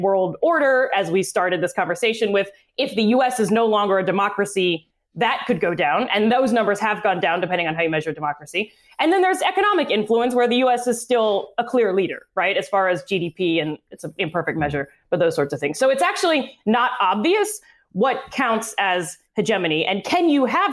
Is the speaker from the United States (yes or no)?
yes; United States; also born or lived in China; I'm American